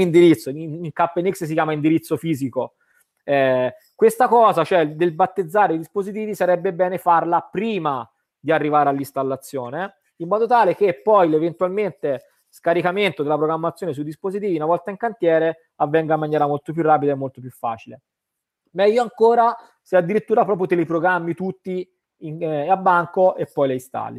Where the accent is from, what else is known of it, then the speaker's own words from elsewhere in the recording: Tuscany, Italy; io vengo dalla Toscana dove ancora siamo un po' no, eh, molto artigiani